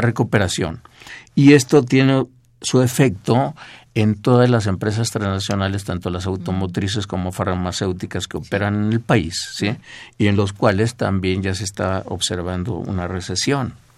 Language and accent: Spanish; Mexico; somos la, población mexicana